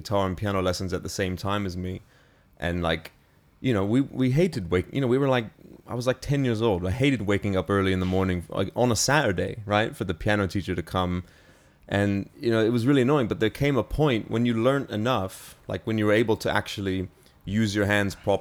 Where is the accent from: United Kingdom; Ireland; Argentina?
United Kingdom; also born or lived in New York, United States; My whole family moved to the UK in 2005